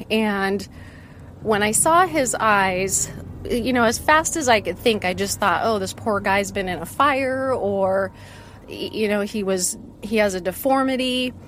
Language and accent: English; West Coast, United States; also born or lived in Seattle / Portland / Sacramento; I grew up mostly on the West Coast. Kind of for my dad's job, we went between Seattle, Portland, and Sacramento.